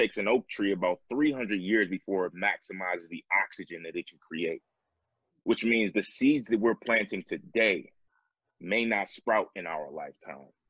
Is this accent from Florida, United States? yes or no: no; New York, United States; now in Atlanta, United States; my home state. I'm now living in Atlanta. But I was in Buffalo, New York